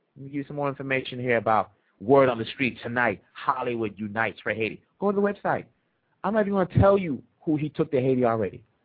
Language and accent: English; Kinshasa, DR Congo; moved away; I'm from the Democratic Republic of the Congo.